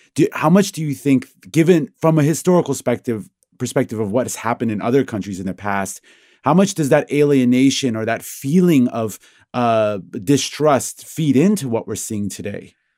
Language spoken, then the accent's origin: English; Iran; moved away; I was born in Iran, a country with a terrible history of political upheaval.